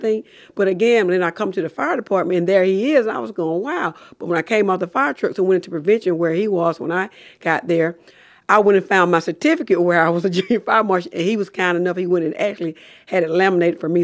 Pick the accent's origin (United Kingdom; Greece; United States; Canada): United States; Macon, Georgia; I'm from Davis on right down the road here at forty Menard Street